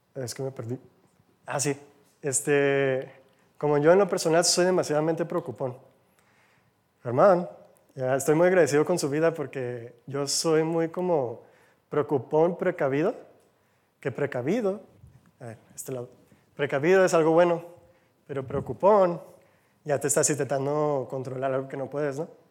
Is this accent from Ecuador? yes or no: no; United States; Spanish is a second language; now in Mexico; Soy de Gringolandia, como dicen, del otro lado del charco.